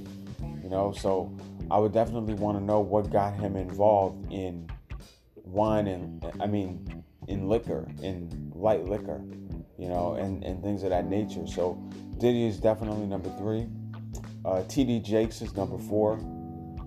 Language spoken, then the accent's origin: English; New York City, New York, United States; just like I'm from Brooklyn.